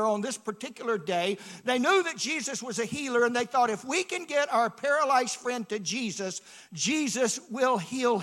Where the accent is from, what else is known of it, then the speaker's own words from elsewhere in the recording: Atlanta, Georgia, United States; I grew up in Atlanta